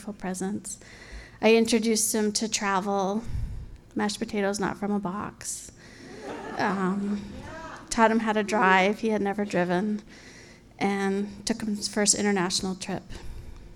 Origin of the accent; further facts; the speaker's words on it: New York City, New York, United States; moved away as an adult; now in Boston, United States; I was moving from New York City, where I had lived most of my life, by myself to Boston